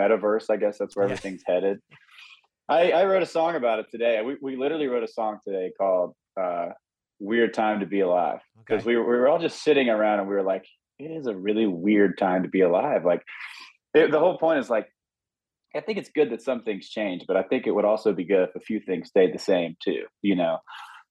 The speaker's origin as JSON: {"language": "English", "town": "Hattiesburg", "region": "Mississippi", "country": "United States", "tie": "born or raised there", "moved": "as an adult", "lives_now": "Nashville, United States", "said": "It was a very small town. This was back, Hattiesburg, Mississippi was like 30,000 people"}